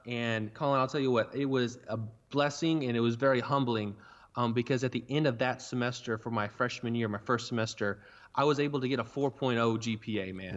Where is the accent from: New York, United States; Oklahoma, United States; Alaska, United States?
Oklahoma, United States; Burlington; I'm from Burlington, Oklahoma, which is a town of one hundred fifty people